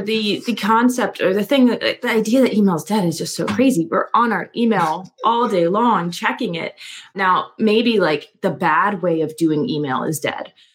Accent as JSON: {"language": "English", "town": "Philadelphia", "region": "Pennsylvania", "country": "United States", "tie": "born or raised there", "said": "grew up in the Philadelphia, Pennsylvania suburbs."}